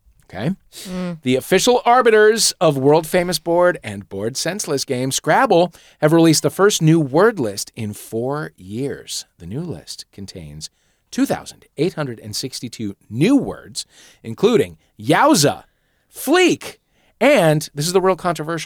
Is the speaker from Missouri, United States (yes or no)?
yes; St. Louis, Missouri, United States; I grew up in St. Louis